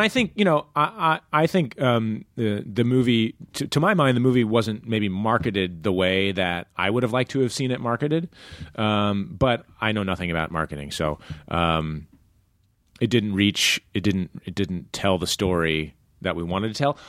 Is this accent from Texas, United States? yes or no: no; Iowa, United States; moved away; growing up in Iowa